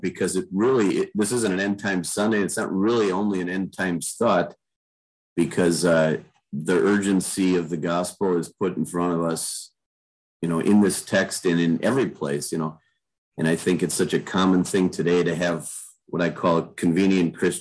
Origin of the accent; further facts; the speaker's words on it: Manitowoc, Wisconsin, United States; moved away; I grew up in Manitowoc, Wisconsin, so lots of farming going on around there